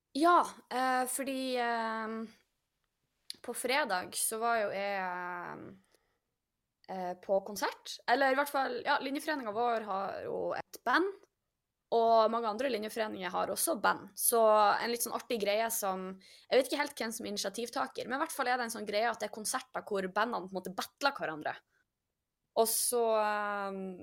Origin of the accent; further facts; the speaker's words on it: Norway; vi er nordmenn